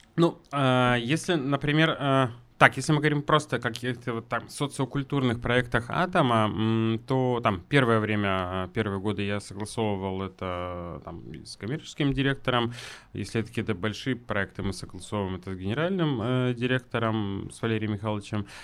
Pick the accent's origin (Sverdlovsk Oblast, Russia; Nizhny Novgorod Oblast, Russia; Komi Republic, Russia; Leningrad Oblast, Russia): Sverdlovsk Oblast, Russia; Yekaterinburg; also born or lived in Moscow / Saint Petersburg; я все-таки люблю очень наш город